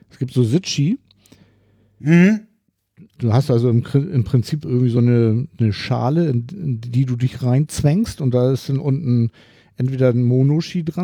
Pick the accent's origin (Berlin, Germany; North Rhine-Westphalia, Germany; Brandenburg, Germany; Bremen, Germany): Berlin, Germany; als, als Berliner kann ich ja nicht